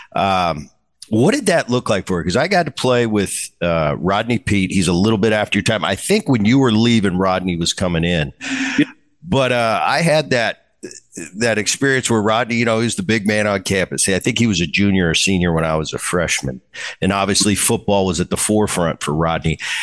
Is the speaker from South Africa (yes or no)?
no; New Jersey, United States; I grew up in Jersey